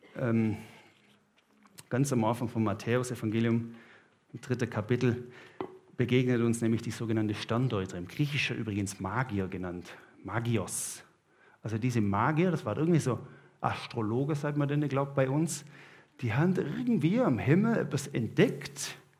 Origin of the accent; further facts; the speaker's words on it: Southern Germany, Germany; now in Switzerland; ich als Süddeutscher